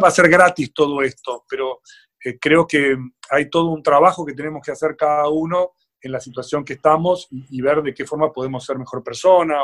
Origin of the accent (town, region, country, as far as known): Argentina